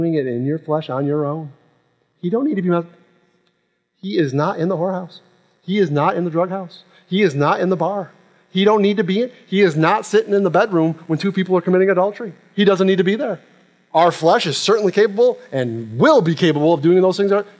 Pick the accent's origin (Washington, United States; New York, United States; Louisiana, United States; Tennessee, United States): New York, United States; Rochester; now in Jacksonville, United States; I'm from Rochester, New York